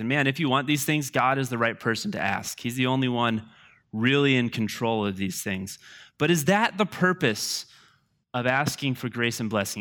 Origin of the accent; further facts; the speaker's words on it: United States; I love being an American